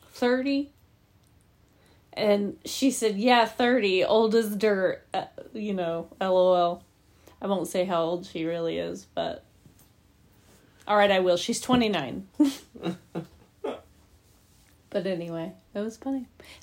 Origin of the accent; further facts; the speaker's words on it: Indiana, United States; I'm from Indiana.